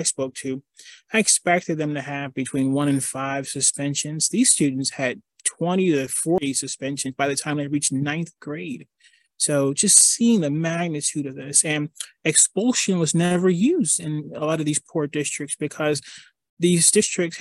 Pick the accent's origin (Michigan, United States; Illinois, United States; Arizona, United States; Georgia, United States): Michigan, United States; Detroit; I grew up in Detroit, and I lived through some really difficult situations